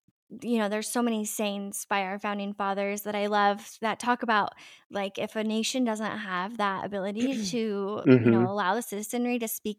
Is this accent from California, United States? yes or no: yes; California, United States; I'm from California. I'm fourth generation Californian, and so I feel you so much about, you know, always being in a blue state